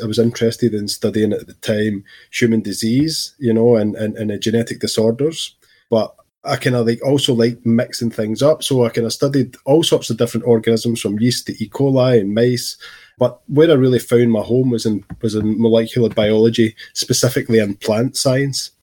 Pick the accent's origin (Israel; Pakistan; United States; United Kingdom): United Kingdom; Scotland; growing up in Scotland in my teens.